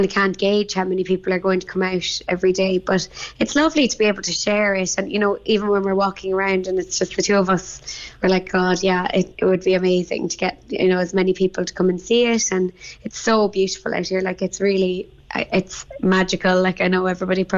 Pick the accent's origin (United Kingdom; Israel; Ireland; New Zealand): Ireland; Bandon, Munster; I'm from Bandon